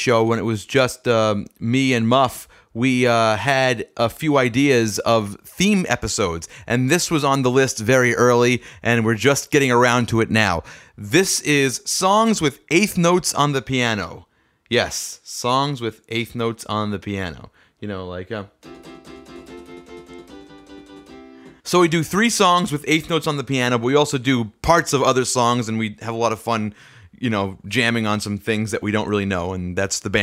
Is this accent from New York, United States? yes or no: yes; New York City, New York, United States; Staten Island on October 17th, and that's a big deal for me because that's my hometown